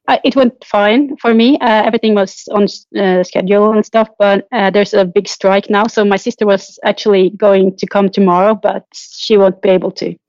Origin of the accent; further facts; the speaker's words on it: Trondheim, Trøndelag, Norway; moved away; I'm traveling to my hometown, Trondheim